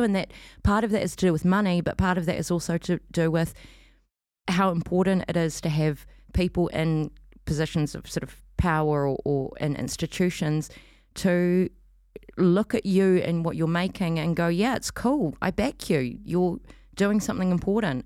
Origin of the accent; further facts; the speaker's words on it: New Zealand; moved away as an adult; now in Auckland, New Zealand; I come from Otaheite originally, um, but have been up here for fifteen years or so